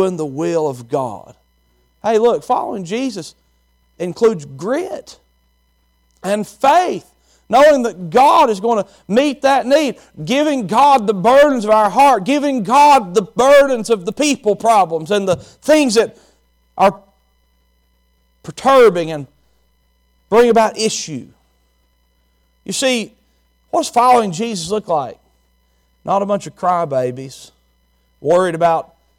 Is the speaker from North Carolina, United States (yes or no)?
no; Chilhowie, Virginia, United States; moved away; I'm from Chilhowee, Virginia. It's just a small town, country as they come